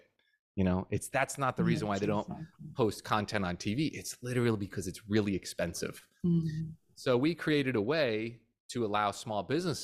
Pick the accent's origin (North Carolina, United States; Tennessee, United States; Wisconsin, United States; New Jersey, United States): New Jersey, United States; now in Florida, United States; I'm from Jersey originally